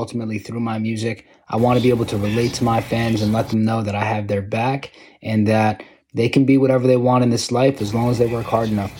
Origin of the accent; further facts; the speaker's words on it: New York, United States; Yes, I'm an Asian American rapper. I'm from New York